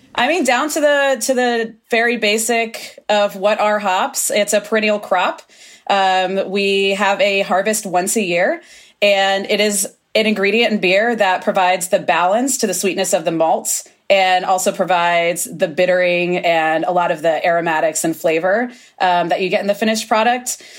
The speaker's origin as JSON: {"language": "English", "region": "Florida", "country": "United States", "moved": "yes", "lives_now": "Oregon, United States", "said": "I come from Florida originally"}